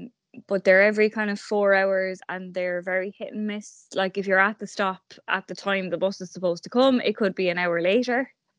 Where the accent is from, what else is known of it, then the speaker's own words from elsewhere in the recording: Cork, Munster, Ireland; moved away as an adult; now in Balbriggan, Ireland; As June said, I'm originally from Cork, have been living in Dublin, I think about 8-9 years now at this stage.